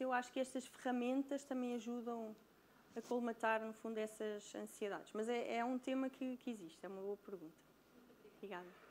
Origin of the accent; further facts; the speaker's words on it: Brazil; accent: Brazilian; moved away; Porque eu sou brasileira, pelo sotaque dá para perceber